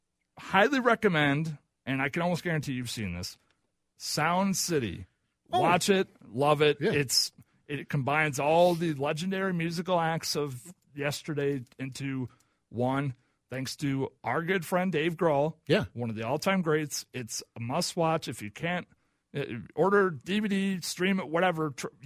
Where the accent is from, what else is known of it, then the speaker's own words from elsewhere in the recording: Oklahoma, United States; now in Minnesota, United States; I'm from Oklahoma.